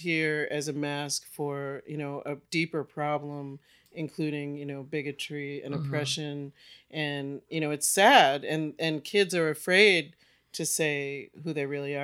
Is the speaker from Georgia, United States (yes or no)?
no; Boston, Massachusetts, United States; now in Arkansas, United States; I'm from Boston